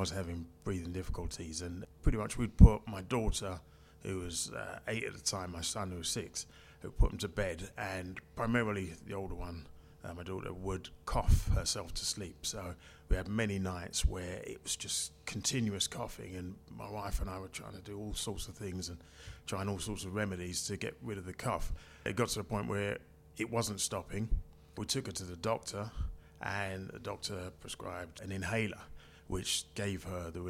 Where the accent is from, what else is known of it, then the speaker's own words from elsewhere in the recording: London, United Kingdom; also born or lived in Canning Town, London; now in Shooters Hill, London, United Kingdom; I was born in Plaistow, East London, and spent my primary school years in the 70s living in the area. I also lived in Canning Town, and now I've moved over to South East London, okay. Shooters Hill.